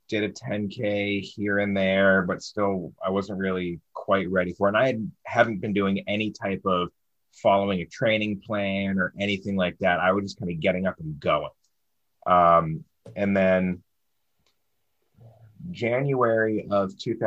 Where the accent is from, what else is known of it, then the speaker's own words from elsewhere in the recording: Baltimore, Maryland, United States; I'm from Baltimore, and we're known as Charm City down here.